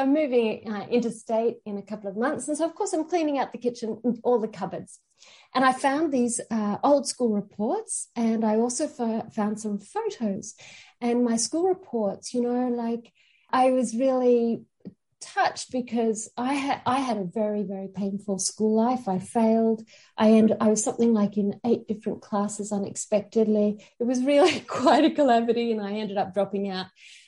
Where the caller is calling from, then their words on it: New South Wales, Australia; I'm calling from Australia, and this is Darug country.